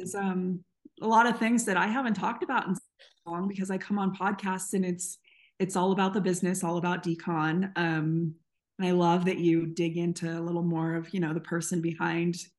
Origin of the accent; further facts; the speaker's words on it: San Diego, California, United States; also born or lived in North Carolina; now in Colorado, United States; I'm from San Diego, but I live in the mountains of Colorado